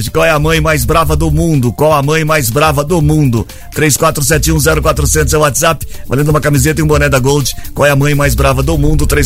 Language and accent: Portuguese; São Paulo, Brazil; born there; porque, que eu nasci em São Paulo.